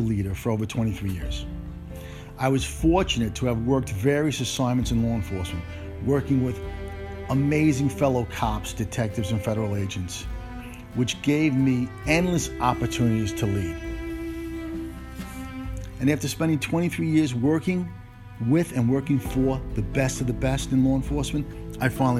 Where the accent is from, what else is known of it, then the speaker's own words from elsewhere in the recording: New York City, New York, United States; also born or lived in Italy / Omaha, Nebraska; I spent my entire childhood in Brooklyn from 1963 to 1980